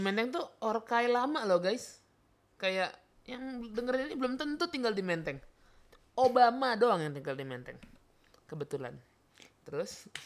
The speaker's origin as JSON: {"language": "Indonesian", "town": "South Tangerang", "region": "Banten", "country": "Indonesia", "said": "gua warga Ciputa Timur"}